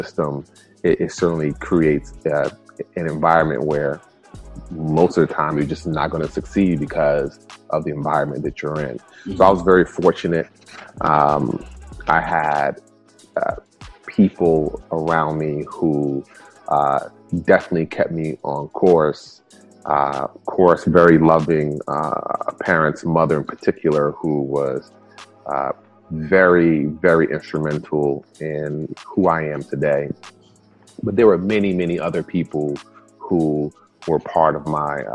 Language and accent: English; New York City, New York, United States; first language Spanish; English is a second language; I was born in the early 70s and grew up in the South Bronx, New York